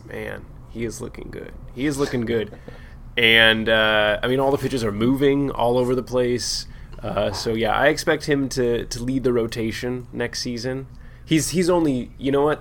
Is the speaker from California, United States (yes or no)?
yes; San Diego, California, United States; we're from San Diego